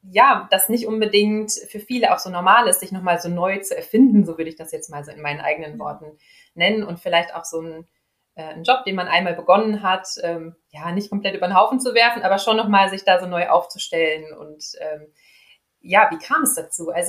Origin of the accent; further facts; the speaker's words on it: Dortmund, North Rhine-Westphalia, Germany; wohne hier in Dortmund, bin also ein echtes Kind aus dem Ruhrgebiet.